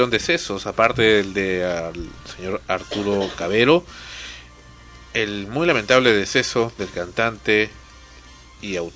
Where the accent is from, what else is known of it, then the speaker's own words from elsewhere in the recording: Cuba; moved away; Eh, cuando salí de Cuba también, otra canción eh, muy conocida